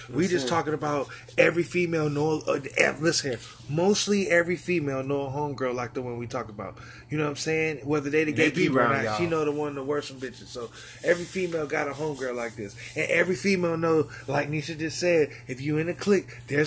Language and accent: English; California, United States; I was raised in California.